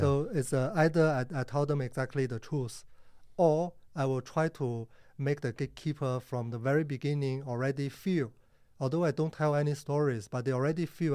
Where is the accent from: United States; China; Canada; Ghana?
China; Harbin, Heilongjiang; moved away as an adult; also born or lived in Sydney, Australia; now in Singapore; I born in China